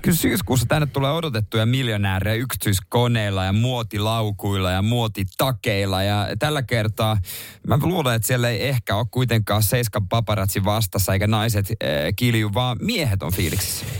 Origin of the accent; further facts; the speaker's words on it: Seinäjoki, South Ostrobothnia, Finland; moved away; se on mun kotipaikkakunta